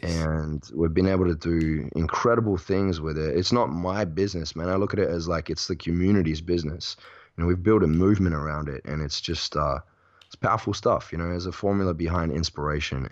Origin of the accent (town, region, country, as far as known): Perth, Western Australia, Australia; born or raised there; now in Bali, Indonesia